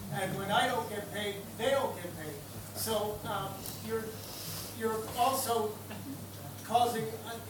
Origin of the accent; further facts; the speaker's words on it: Ireland; first language English; as an Irish person who's working in the majority in the Irish language, which you can hear, I'm having trouble speaking English, although it's my first language, I don't speak it much anymore.